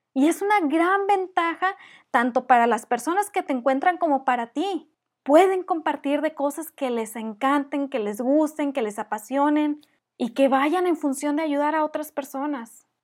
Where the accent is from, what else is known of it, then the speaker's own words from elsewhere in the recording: Monterrey, Nuevo León, Mexico; accent: regio fresa; mi acento regio fresa